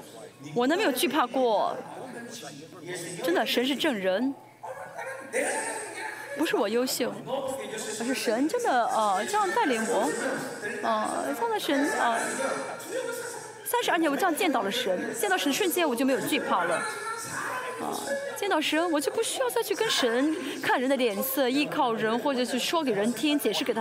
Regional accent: South Korea; Chinese is a second language; 哎，我是适合海外的一个使徒啊。我们继续。没办法，我是韩国人，还是要服侍你们。

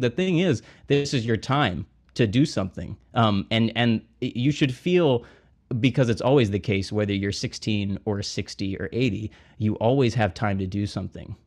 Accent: Montgomery, Alabama, United States; moved away as an adult; now in New Orleans, United States; I'm from Montgomery, Alabama.

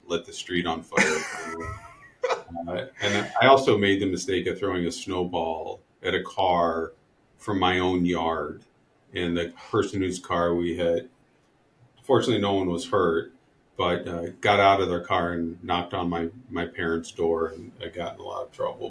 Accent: Ohio, United States; I grew up in in Ohio

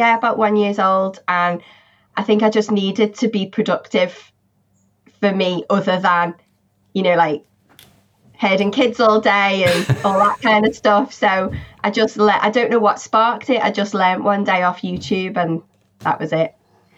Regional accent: Liverpool, North West England, United Kingdom; No, never. Always lived in Liverpool. Thought about leaving a few times, but never ended up doing it.

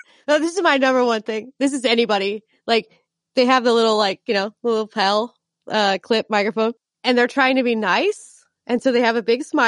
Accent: Southern California, United States; also born or lived in Arizona / Seattle, Washington / Detroit, Michigan; now in Durham, United States; I grew up in Southern California

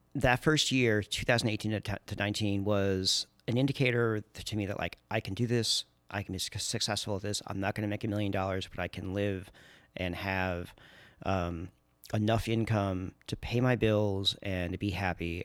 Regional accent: Long Island, New York, United States; moved away as an adult; also born or lived in Oakland, California / Washington, District of Columbia, United States; now in Portland, United States; I grew up in New York on Long Island

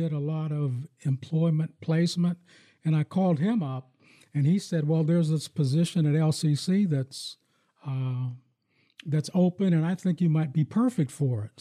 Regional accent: Farrell, Pennsylvania, United States; now in Lansing, United States; when I grew up in my hometown in, in Farrell, Pennsylvania

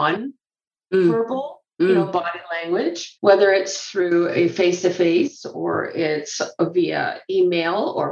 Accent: Canada; also born or lived in Scotland; I grew up in Canada

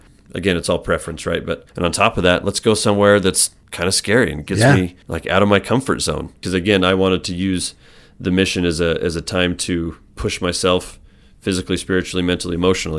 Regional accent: Idaho, United States; So I grew up in Southeast Idaho.

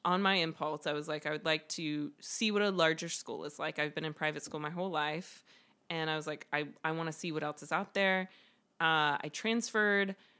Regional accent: Greenville, South Carolina, United States; moved away; I grew up in Greenville, South Carolina.

